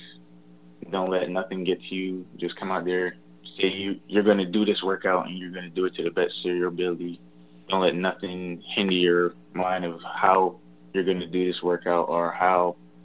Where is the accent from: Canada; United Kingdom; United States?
United States; Knightdale, North Carolina; born or raised there